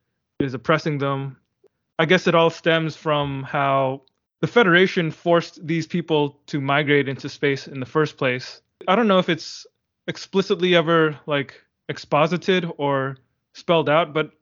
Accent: United States; I'm an American

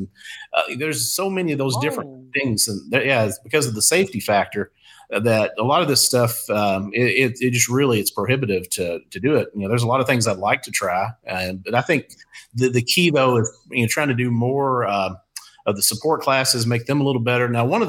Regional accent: Eastern Kentucky, United States; moved away as an adult; now in St. Louis, United States; the flooding in Eastern Kentucky, that was my hometown. That was my neighborhood.

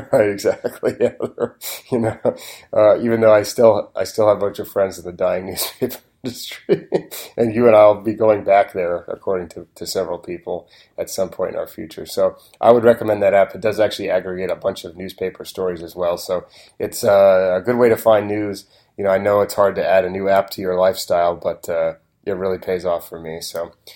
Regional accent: Oregon, United States; growing up in Oregon

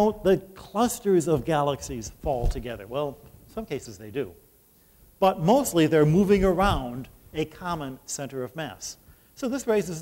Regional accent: Detroit, Michigan, United States; I'm from Detroit

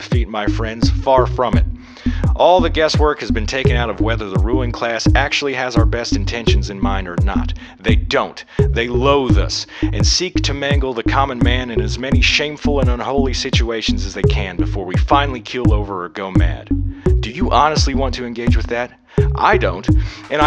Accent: Columbus, Ohio, United States; My whole life, I've lived all around southern and central Ohio, but I was born and raised in Columbus, which happens to be the state's capital

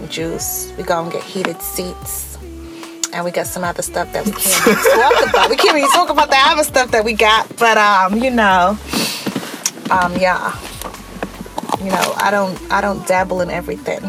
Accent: London, United Kingdom; we grew up together in South London on a council estate

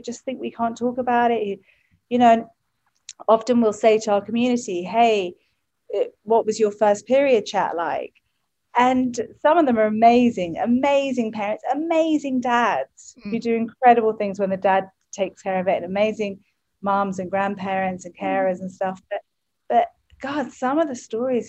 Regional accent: England, United Kingdom; moved away; I come from England.

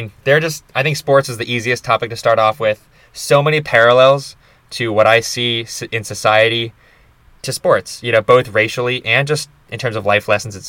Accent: Rhode Island, United States; born there; I was born in Rhode Island, and I can claim New England birthright.

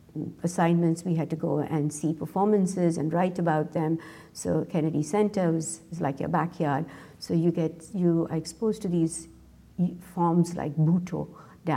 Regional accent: Mumbai, Maharashtra, India; moved away as an adult; now in North Carolina, United States; When I was growing up in India, as being a dancer

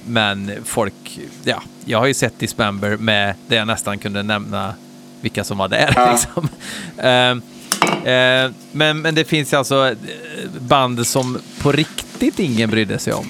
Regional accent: Hammarö, Värmland, Sweden; hemma på Hammeröa

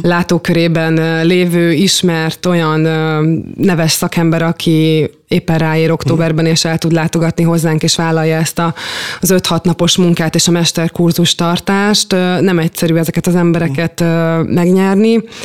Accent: Szolnok, Jász-Nagykun-Szolnok, Hungary; én gyermekként is itt játszottam, és itt nőttem fel

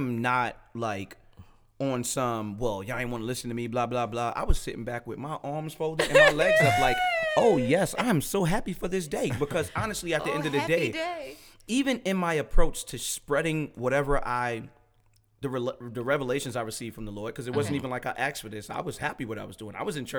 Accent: Brooklyn, New York, United States; I'm a little bit more aggressive, but I'm from Brooklyn. 24/7 is how we are.

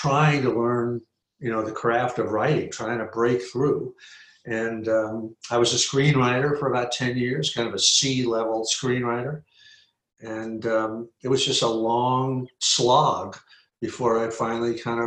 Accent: New York City, New York, United States; also born or lived in Trinidad; now in Los Angeles, United States; I'm from New York. You know, I was actually born in Trinidad in the West Indies, but my family came home to New York when I was 3 months old, and I grew up there entirely, you know, in the around New York City, in the suburbs and in the city.

